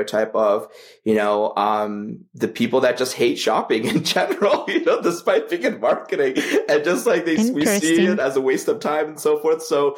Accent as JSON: {"language": "English", "country": "Canada", "said": "I'm Canadian"}